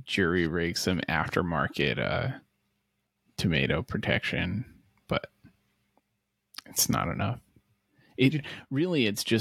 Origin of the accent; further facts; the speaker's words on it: Rhode Island, United States; moved away; I grew up in Rhode Island, but I grew up in a, you know, what you might call the sticks of Rhode Island.